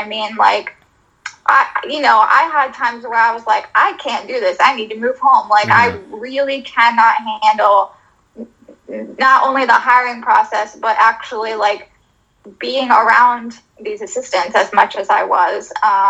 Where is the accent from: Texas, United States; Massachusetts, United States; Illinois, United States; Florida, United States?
Florida, United States; now in Philadelphia, United States; I'm originally from Florida.